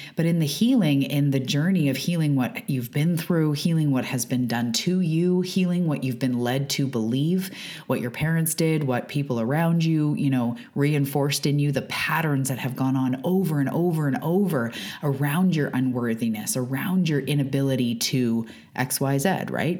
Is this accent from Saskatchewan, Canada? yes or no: no; west coast of Canada, British Columbia, Canada; I am a Canadian from the west coast of Canada. I live on Vancouver Island